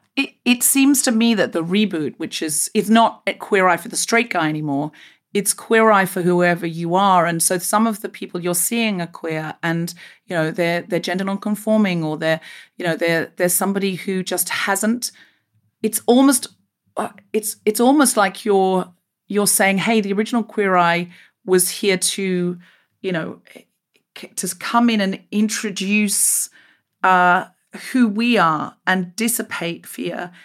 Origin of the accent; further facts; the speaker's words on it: Queensland, Australia; moved away as an adult; also born or lived in Sydney, Australia; I left Australia, um, uh, where I grew up in Queensland